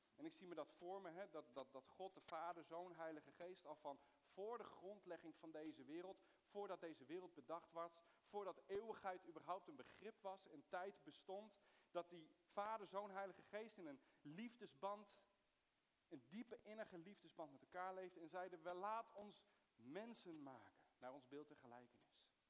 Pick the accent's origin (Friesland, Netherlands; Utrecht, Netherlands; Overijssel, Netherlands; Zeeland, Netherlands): Utrecht, Netherlands; Soest; also born or lived in Middle East; ik ben geboren in het Midden-Oosten, maar, eh, ik ben opgegroeid in, in Soest